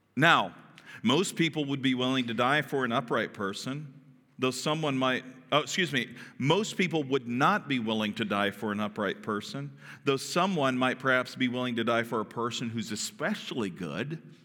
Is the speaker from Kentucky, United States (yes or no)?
yes; Kentucky, United States; I'm from Kentucky.